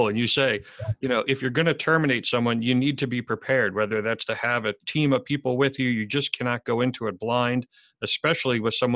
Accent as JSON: {"language": "English", "town": "Ramsey", "region": "New Jersey", "country": "United States", "tie": "born or raised there", "said": "I spent 30 years in the volunteer fire rescue service in my hometown of Ramsey"}